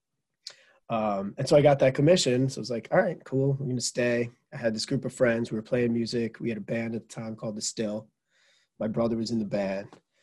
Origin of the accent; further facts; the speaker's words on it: Merrick, New York, United States; moved away as an adult; also born or lived in Manhattan, New York / Michigan; I grew up in Merrick, Long Island, and born in Manhattan.